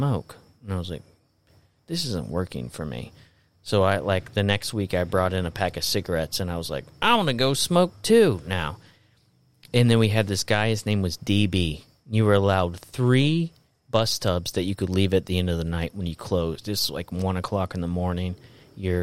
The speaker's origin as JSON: {"language": "English", "region": "Florida", "country": "United States", "tie": "born or raised there", "said": "And I grew up in Florida."}